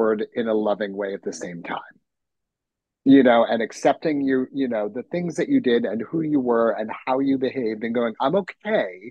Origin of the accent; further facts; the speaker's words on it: New York City, New York, United States; as a New Yorker and I was working in theater